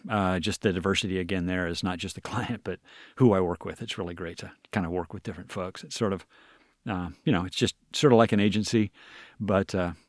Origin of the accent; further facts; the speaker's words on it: Washington, United States; also born or lived in New York; I'm from Washington State, from the eastern side of the state, but grew up on this side, but then spent a couple of years in New York.